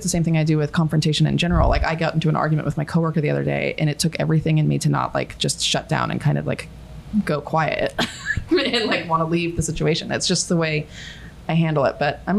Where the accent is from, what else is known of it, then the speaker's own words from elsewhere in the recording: Australia; For example, I'll out myself as an Aussie, which is so embarrassing because Aussie quickly became the villain.